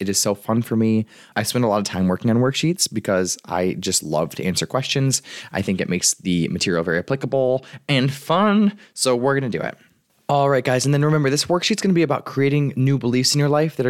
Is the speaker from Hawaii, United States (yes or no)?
no; Michigan, United States; I'm from Michigan.